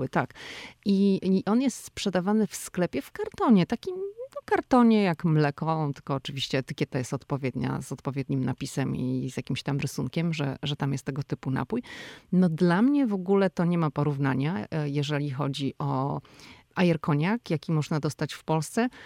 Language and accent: Polish; Poland; moved away as an adult; now in United States; przyjechaliśmy z Polski i wyrastaliśmy w domach, gdzie choinkę ubierało się no albo w Wigilię